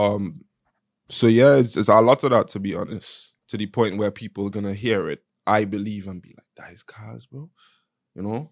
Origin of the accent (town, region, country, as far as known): Nigeria; now in Los Angeles, United States